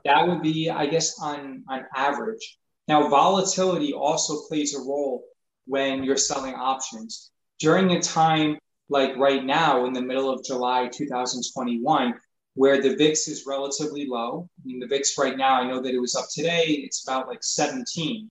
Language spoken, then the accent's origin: English; New York, United States; I grew up in New York